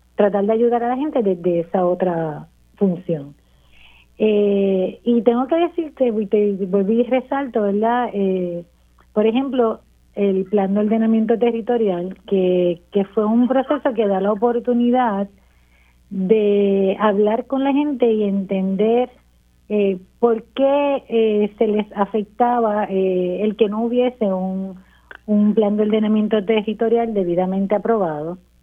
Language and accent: Spanish; Las Marías, Puerto Rico; moved away as an adult; yo soy natural de Las Marías, vamos a empezar por ahí. y estuve unos años fuera de Las Marías, me regresé ya hace